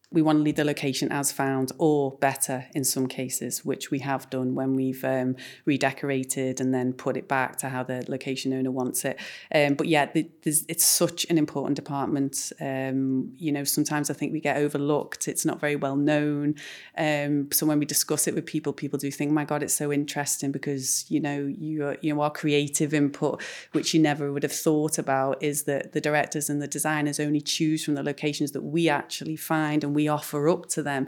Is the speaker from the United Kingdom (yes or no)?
yes; Liverpool, North West England, United Kingdom; We were born and bred in Liverpool and started our careers here